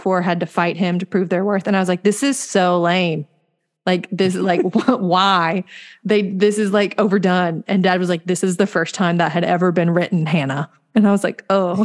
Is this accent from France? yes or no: no; the South, United States; we're from the South.